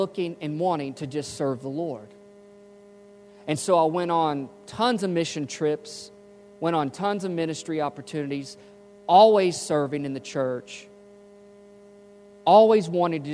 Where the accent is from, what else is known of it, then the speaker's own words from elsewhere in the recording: Memphis, Tennessee, United States; moved away; I was from Memphis